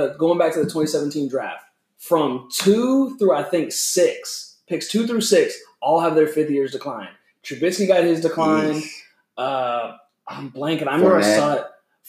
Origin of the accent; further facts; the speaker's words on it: Houston, Texas, United States; we are Houston natives. I believe everyone here is born and raised in Houston.